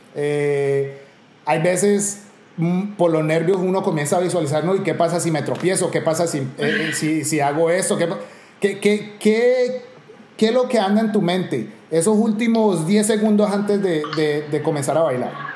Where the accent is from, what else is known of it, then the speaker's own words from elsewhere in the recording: Cali, Valle del Cauca, Colombia; como caleño